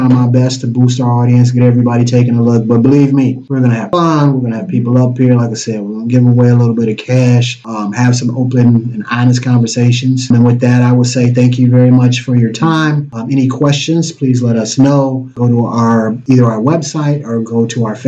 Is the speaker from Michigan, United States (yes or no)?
yes; Detroit, Michigan, United States; I'm from Detroit.